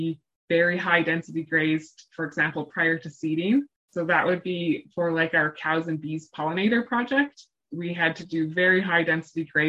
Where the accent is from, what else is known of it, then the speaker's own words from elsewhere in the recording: Alberta, Canada; moved away as an adult; now in Manitoba, Canada; I grew up in Alberta